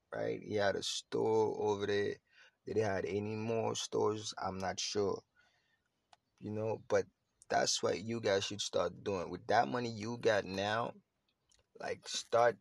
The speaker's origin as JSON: {"language": "English", "country": "Haiti", "said": "I'm Haitian, I'm from Haiti"}